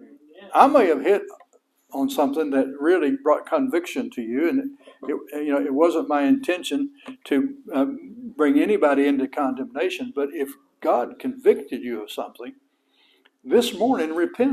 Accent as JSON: {"language": "English", "region": "Texas", "country": "United States", "said": "I'm a Christian from Texas"}